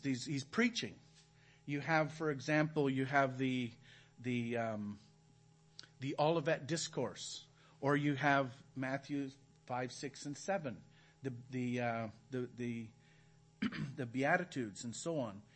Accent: Canada; moved away as an adult; now in Belize; We're from Canada.

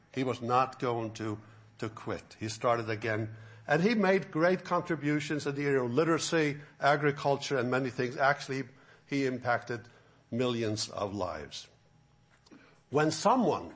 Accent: Faroe Islands; also born or lived in Florida; now in Alabama, United States; I could live in my own home country where I grew up in the Faroe Islands

